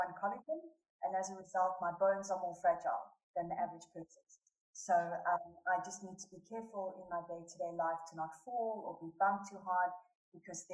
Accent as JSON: {"language": "English", "town": "Johannesburg", "region": "Gauteng", "country": "South Africa", "tie": "born or raised there", "said": "I was born and raised in Johannesburg, South Africa."}